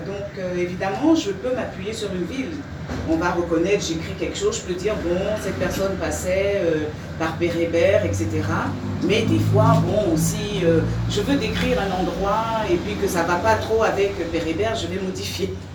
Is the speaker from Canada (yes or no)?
no; Côte d’Ivoire; also born or lived in France; now in Mauritius; je viens de, je viens de Côte d'Ivoire